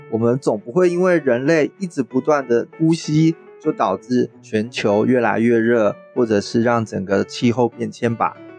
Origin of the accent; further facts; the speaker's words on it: Chiayi, Chiayi City, Taiwan; also born or lived in Taipei; now in New Taipei, Taiwan; 我来自台北，我现在住在新北市家乡呢，是在嘉义